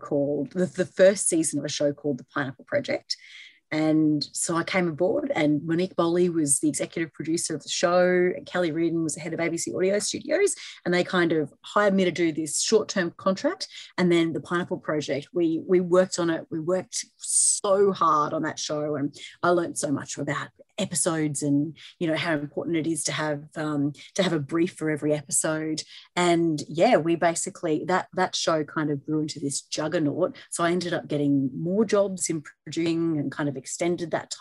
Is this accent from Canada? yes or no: no; central Queensland, Australia; also born or lived in London; moved in back home with my mum up in central Queensland